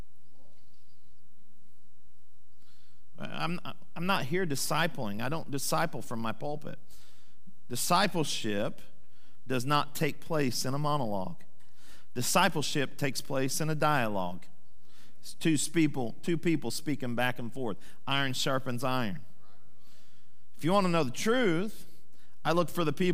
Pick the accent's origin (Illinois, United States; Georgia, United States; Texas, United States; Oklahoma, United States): Oklahoma, United States; Sand Springs; my hometown, Sand Springs